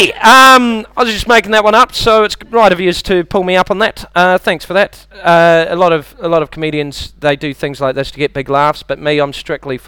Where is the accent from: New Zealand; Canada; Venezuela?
New Zealand; moved away; I've got a bit of an accent. I'm from New Zealand